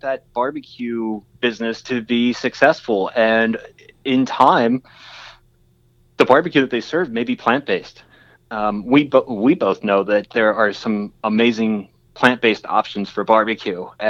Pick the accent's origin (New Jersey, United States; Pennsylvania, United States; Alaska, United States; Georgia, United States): Pennsylvania, United States; York County; I grew up in York County